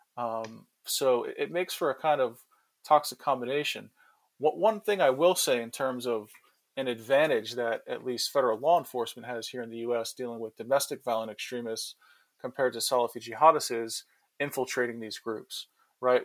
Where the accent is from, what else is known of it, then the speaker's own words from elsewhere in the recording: New York, United States; being a New Yorker